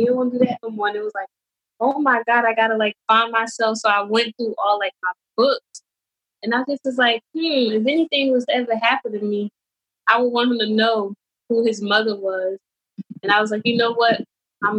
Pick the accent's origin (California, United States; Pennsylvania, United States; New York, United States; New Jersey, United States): New Jersey, United States; North; I'm from North New Jersey, born and raised